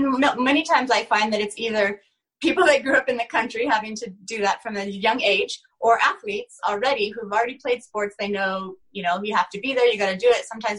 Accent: Oregon, United States; now in Utah, United States; In Oregon. It's a small little, about 1,500 people in my town.

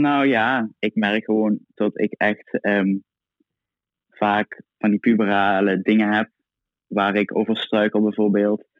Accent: Itteren, Limburg, Netherlands; Ik kom uit Itteren, dorpje naast Maastricht

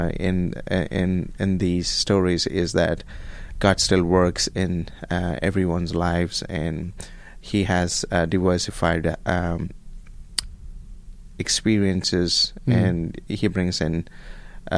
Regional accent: Bengaluru, Karnataka, India; moved away as an adult; now in Abilene, United States; I am from India, from a city called

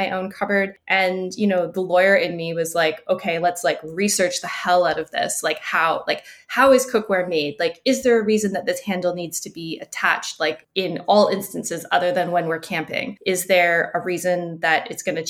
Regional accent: Canada; now in Montreal, Canada; I am Canadian, based in Montreal

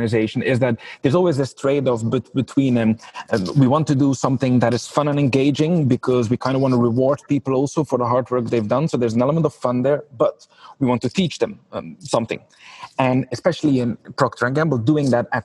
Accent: Belgium; moved away as an adult; also born or lived in Geneva; now in Ireland; I'm from Belgium originally

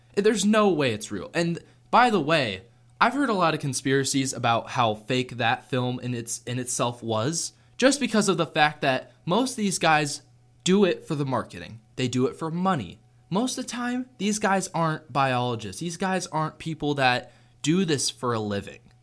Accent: Seattle, Washington, United States; I was born in Washington State. I was born in Seattle

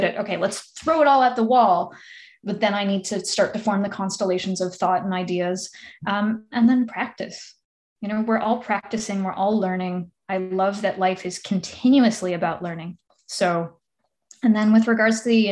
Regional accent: Ontario, Canada; now in North Vancouver, Canada; I'm also from Ontario

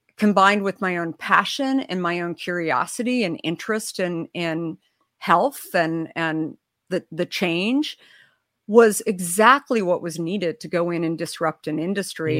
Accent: Arizona, United States; I grew up in Arizona

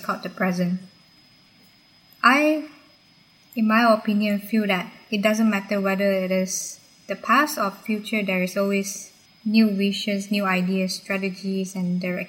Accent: Selangor, Malaysia; moved away; my home country, Malaysia.

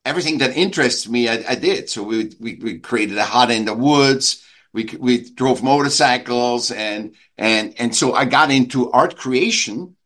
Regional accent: Vienna, Austria; now in California, United States; I was born in Vienna, in Austria. I was a sick child, and I went to school

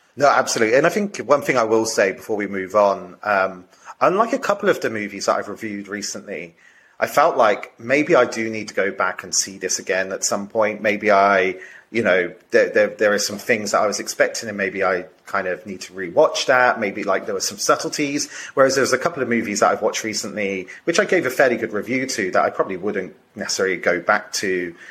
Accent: United Kingdom; I'm coming from a di- slightly different kind of cultural perspective, being British as well

